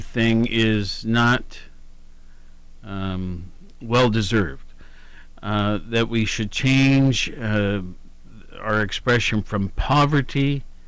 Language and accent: English; Worthington, Ohio, United States; moved away; also born or lived in Honolulu, Hawaii; grew up though in Worthington, Ohio. So and then have lived many places